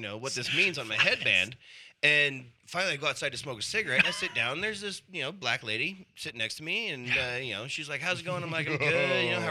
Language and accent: English; Boise, Idaho, United States; I'm from Boise, Idaho.